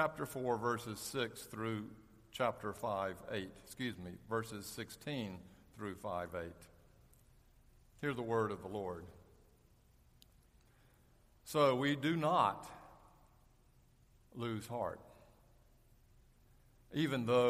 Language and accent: English; Charlotte, North Carolina, United States; When I was a ninth grader at McClinic Junior High School in Charlotte